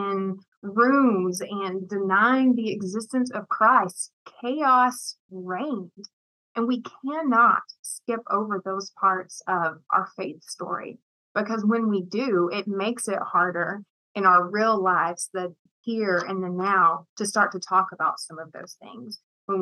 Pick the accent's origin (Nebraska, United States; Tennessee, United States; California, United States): Tennessee, United States; East; also born or lived in Murfreesboro, Tennessee; I was born in East Tennessee